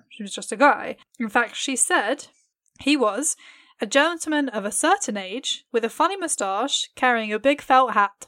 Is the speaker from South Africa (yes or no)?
no; England, United Kingdom; I am very English.